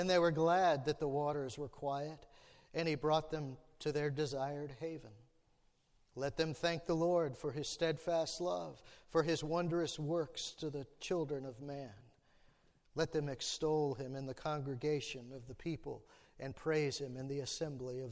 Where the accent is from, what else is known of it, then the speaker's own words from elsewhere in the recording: Alexandria, Virginia, United States; I was born and raised in Alexandria, right across from the river from D.C.